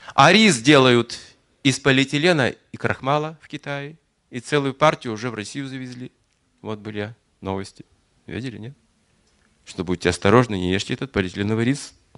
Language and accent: Russian; Yuryevka, Kazakhstan; moved away; я же родился в Юрьевке, Мать родилась тоже в Казахстан